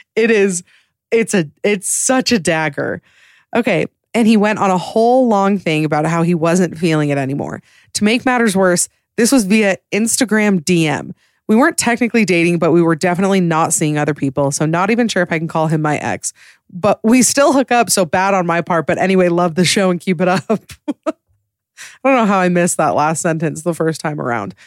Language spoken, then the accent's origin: English; Utah, United States; I'm from Utah